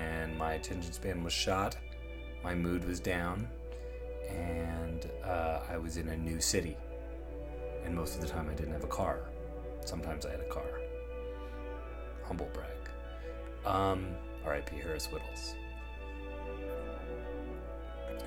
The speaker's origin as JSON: {"language": "English", "town": "Toronto", "region": "Ontario", "country": "Canada", "also_born_or_lived": "Los Angeles", "said": "I'm from Toronto originally, that's where I am right now"}